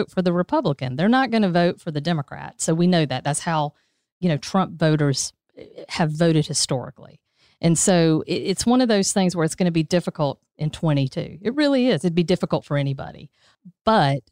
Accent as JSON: {"language": "English", "country": "United States", "said": "I'm from Dodge County"}